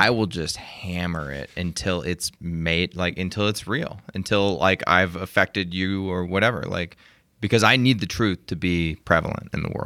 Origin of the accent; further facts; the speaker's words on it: Arkansas, United States; moved away; also born or lived in San Mateo, California; when I grew up in Arkansas, we, uh, lived ne-, near the Peanut Factory